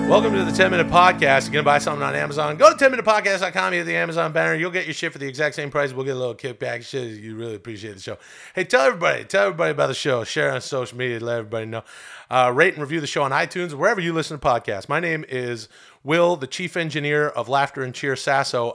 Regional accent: Ladner, British Columbia, Canada; moved away; I'm from a, a small town outside of, uh, Vancouver called Ladner, and it's a great place to grow up.

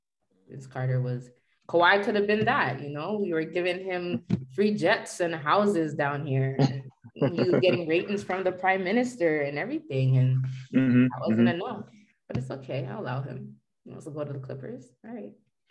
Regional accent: Jamaica; And I'm a Jamaican, so we live by that white rum

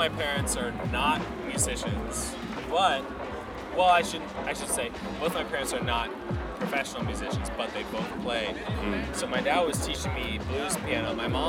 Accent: United States; being an American, being half white is kind of like, we don't even know what white means. I could be Scottish, I could be Irish, I guess we don't know.

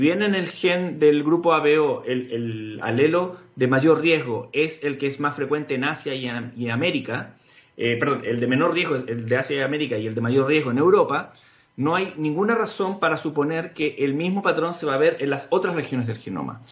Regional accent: Chile

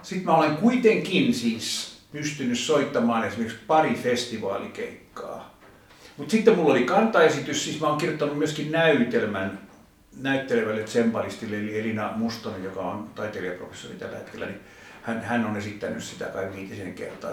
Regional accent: Finland; rakas isänmaani

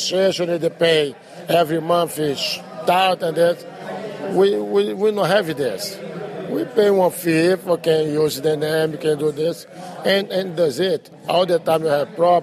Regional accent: Brazil; English is a second language; moved away as an adult; now in United States; I come from Brazil

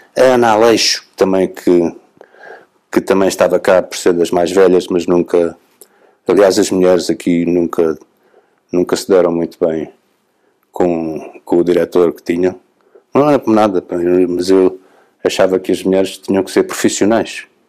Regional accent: Setúbal, Portugal; de Setúbal, porque é a minha terra

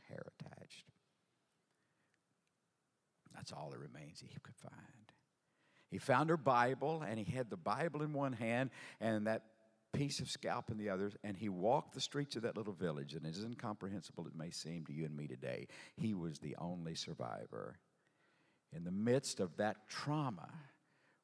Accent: Sour Lake, Texas, United States; I'm from Sour Lake, Texas. A little southeast Texas town

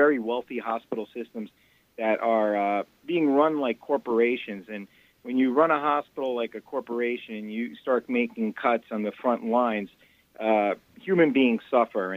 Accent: Yonkers, New York, United States; my hometown of Yonkers, New York

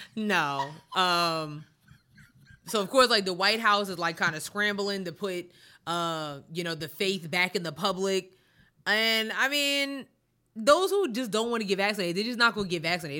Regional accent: New York, United States; growing up in New York

